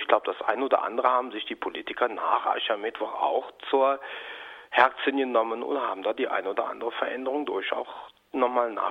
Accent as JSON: {"language": "German", "region": "Rhineland", "country": "Germany", "said": "Aber es war eigentlich äh, im Rheinland, da aus der Ecke, wo ich herkomme, schon so, dass man die Obrigkeit dadurch in Kakao ziehen wollte"}